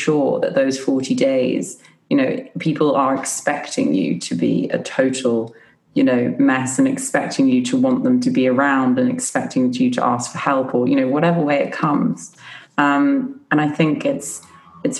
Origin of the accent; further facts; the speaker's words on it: United Kingdom; I'm British and I love my culture